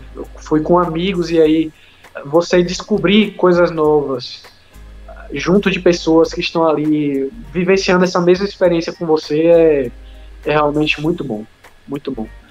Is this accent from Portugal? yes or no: no; Brazil